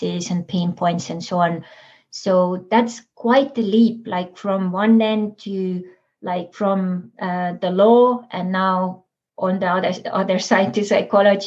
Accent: Estonia; now in San Diego, United States; we are from Estonia

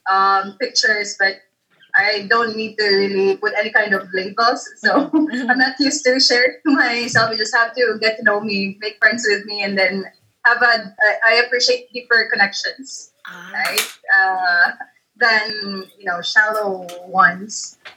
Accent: Cebu City, Central Visayas, Philippines; moved away as an adult; now in Manila, Philippines; I was born in Cebu, grew up there, stayed there for 24 years, and then they decided to come back to Manila

